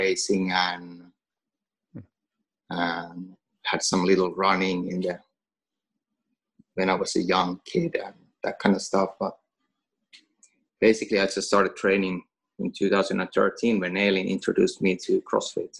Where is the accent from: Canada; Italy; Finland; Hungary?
Finland; first language Finnish; English is a second language; now in Åland, Finland; Finnish, which is my native language